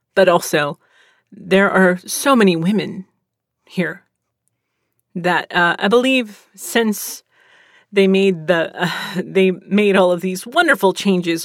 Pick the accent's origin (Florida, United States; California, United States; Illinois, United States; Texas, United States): Texas, United States; also born or lived in Pennsylvania; I'm from Pennsylvania. I've lived in Texas most of my life